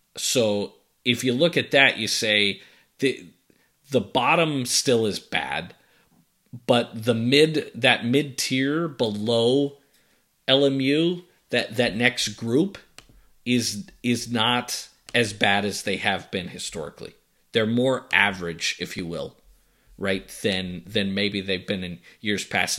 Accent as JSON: {"language": "English", "town": "Boston", "region": "Massachusetts", "country": "United States", "tie": "born or raised there", "moved": "yes", "said": "you and I grew up in Boston"}